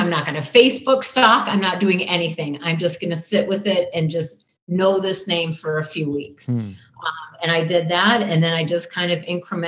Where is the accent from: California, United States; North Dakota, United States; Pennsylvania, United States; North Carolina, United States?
North Dakota, United States; Bismarck; accent: Canadian / North Dakotan; moved away as an adult; also born or lived in Kamloops, British Columbia, Canada / Miles City, Montana; now in Nevada, United States; Montana for 1 year, fourth grade year, and then fifth grade on in Bismarck, North Dakota